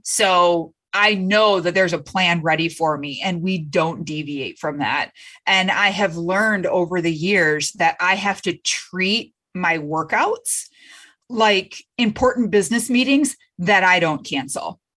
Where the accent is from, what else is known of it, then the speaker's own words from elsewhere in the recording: Michigan, United States; I'm from Michigan